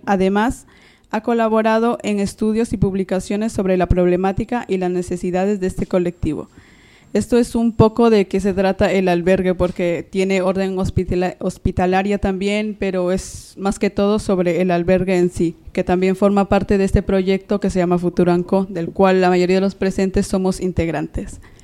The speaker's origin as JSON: {"language": "Spanish", "country": "Peru", "moved": "yes", "lives_now": "Madrid, Spain", "said": "soy una persona inmigrante, de, soy de Perú"}